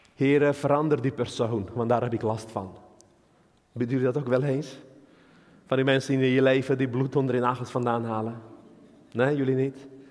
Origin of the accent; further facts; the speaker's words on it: Armenia; now in Netherlands; ik kom uit Armenië, een land met veel bergen, geen water, weinig water, dus wij Armeniërs kunnen niet zeilen.